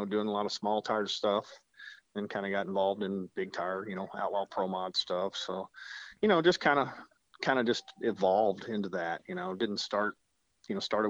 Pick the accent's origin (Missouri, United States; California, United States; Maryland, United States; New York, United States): Missouri, United States; Jefferson City; I'm from Jefferson City, Missouri